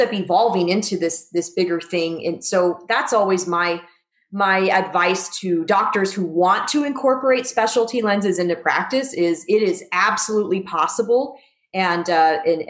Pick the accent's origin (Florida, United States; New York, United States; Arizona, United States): Arizona, United States; born or raised there; moved away as an adult; also born or lived in Missouri / Southern California; now in Las Vegas, United States